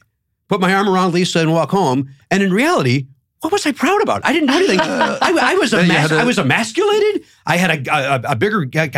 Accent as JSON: {"language": "English", "town": "Hometown", "region": "Illinois", "country": "United States", "tie": "born or raised there", "said": "My hometown was Hometown."}